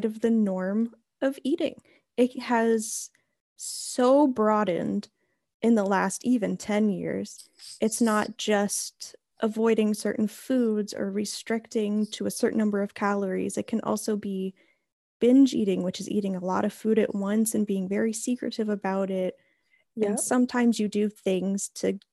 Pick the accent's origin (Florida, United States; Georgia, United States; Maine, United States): Maine, United States; Houlton; I am from Holton, Maine, which is a very, very small town in northern Maine